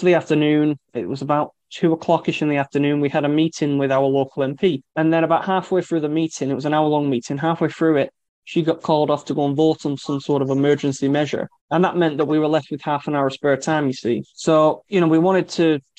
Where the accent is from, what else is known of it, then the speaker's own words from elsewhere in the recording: Lancashire, North West England, United Kingdom; I'm from Lancashire